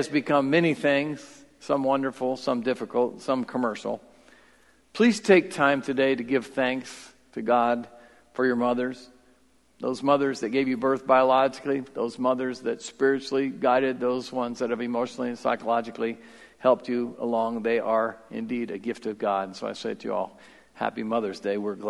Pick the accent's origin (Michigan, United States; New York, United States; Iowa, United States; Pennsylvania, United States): Iowa, United States; Marion; I grew up in South Marion